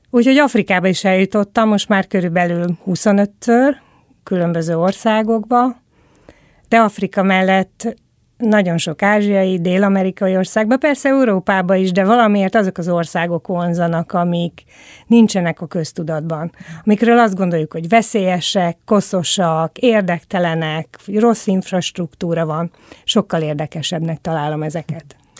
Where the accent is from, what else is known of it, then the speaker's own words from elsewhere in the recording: Szombathely, Vas, Hungary; Én a 70-es, 80-as években nőttem fel Magyarországon